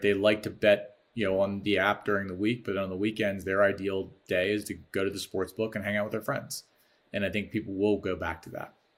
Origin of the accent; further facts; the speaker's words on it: Baltimore, Maryland, United States; now in Chicago, United States; I'm from Baltimore